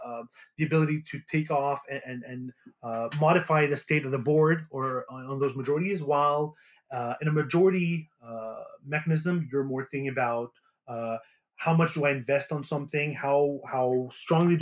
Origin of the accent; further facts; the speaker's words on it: Montreal, Quebec, Canada; I'm from Montreal